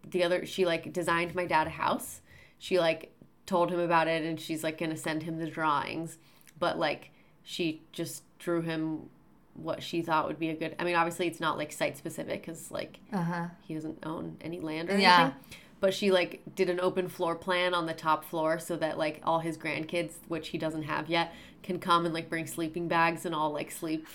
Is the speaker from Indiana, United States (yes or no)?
yes; Indiana, United States; the one I grew up in Indiana